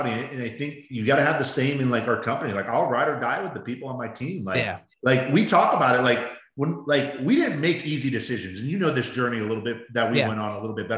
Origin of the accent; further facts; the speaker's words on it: Baltimore, Maryland, United States; now in Arizona, United States; I grew up in Baltimore